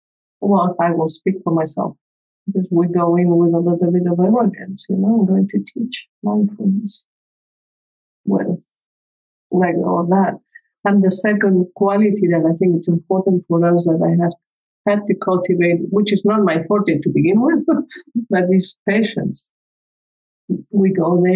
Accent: Spain; English is a second language; moved away as an adult; I grew up in Spain. I came here when I was 25. So even English is not my first language, as you can tell.

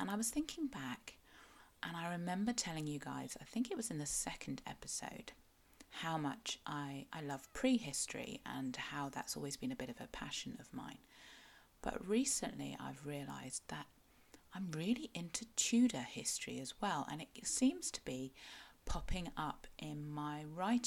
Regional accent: Cornwall, South West England, United Kingdom; I am a Cornish writer

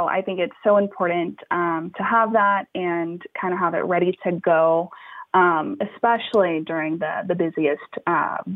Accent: United States; I was born and raised in the Gulf Coast along the Texas and Louisiana border

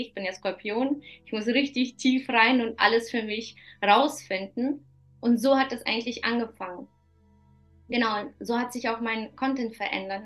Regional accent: Kazakhstan; moved away; die in Kasachstan geboren ist

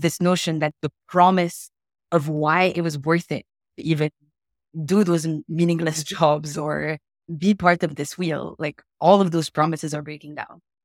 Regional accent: Morocco; I'm, I'm from Morocco. That's where I was born and raised.

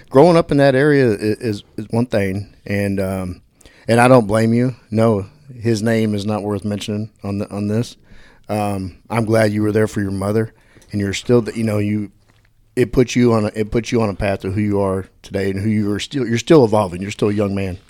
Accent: Dallas, Texas, United States; I grew up on the west, uh, West Oak Cliff

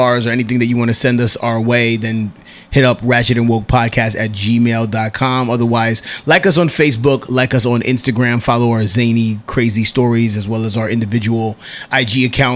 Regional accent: New York City, New York, United States; I'm a dude from Washington Heights, Manhattan.

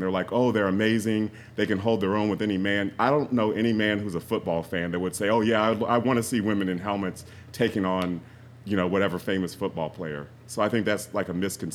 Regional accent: Columbus, Ohio, United States; I grew up in Columbus

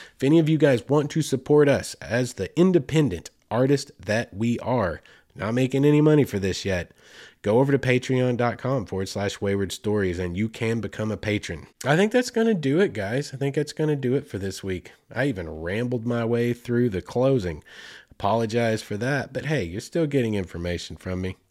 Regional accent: Arkansas, United States; here in the natural state, in my home state

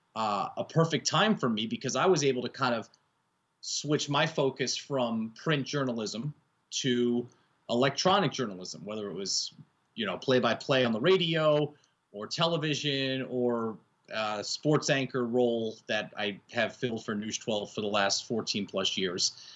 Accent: Yonkers, New York, United States; I grew up in Yonkers, New York, just outside of the Bronx

